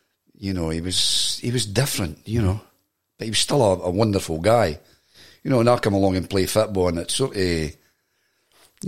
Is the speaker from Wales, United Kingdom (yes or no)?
no; Ballingry, Scotland, United Kingdom; when I was brought up in Blingary, it was a mixed community